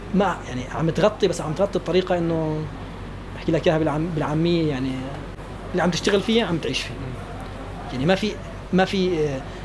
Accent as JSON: {"language": "Arabic", "area": "Damascus suburbs", "region": "Rif Dimashq", "country": "Syria", "moved": "as an adult", "lives_now": "Khartoum, Sudan", "said": "انا من دمشق انا من الشام يعني من, من ضواحي الشام"}